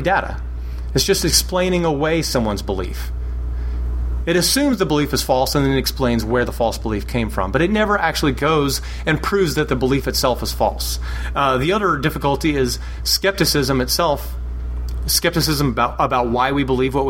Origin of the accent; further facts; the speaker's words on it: Texas, United States; moved away as an adult; also born or lived in Massachusetts; I'm originally from Texas